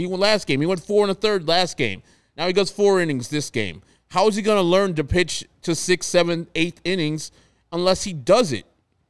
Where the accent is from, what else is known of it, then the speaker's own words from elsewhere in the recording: Texas, United States; I'm from Texas, so I can handle the heat.